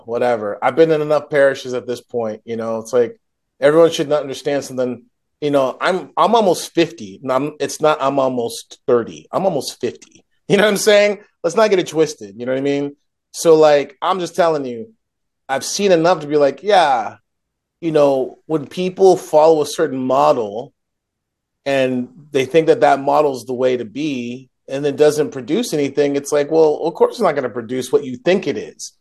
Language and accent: English; United States; I'm an American